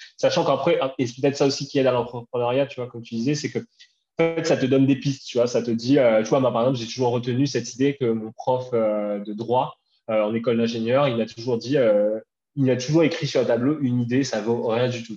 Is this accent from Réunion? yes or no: yes; Bras-Panon, Réunion; moved away as an adult; also born or lived in Paris; j'ai grandi à La Réunion jusqu'à jusqu'à mes 20 ans, 21 ans. Euh, euh, j'étais à, à Brapanon, à saint Voilà, je suis un gars de l'Est